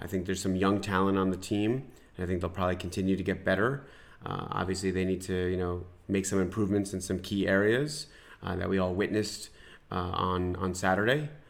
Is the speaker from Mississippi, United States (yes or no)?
no; New York, United States; moved away; I grew up in New York, watching the Rangers